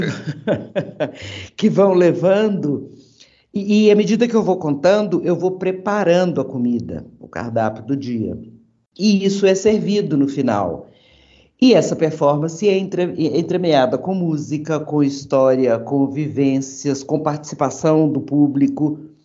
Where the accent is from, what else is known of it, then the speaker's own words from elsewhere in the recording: Brazil; moved away as an adult; also born or lived in Europe; depois que eu saí do Brasil